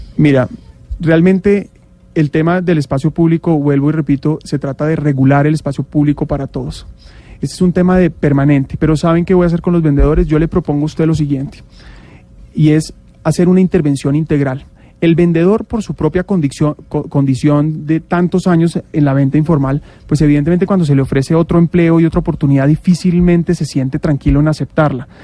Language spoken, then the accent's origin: Spanish; Bogotá, Colombia; Yo siempre he vivido en la ciudad, en Bogotá soy bogotano